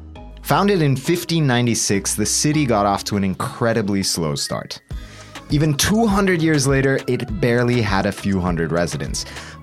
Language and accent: English; Bolivia; moved away; a Bolivian raised on Mexican media, idiosyncrasy, language, and culture.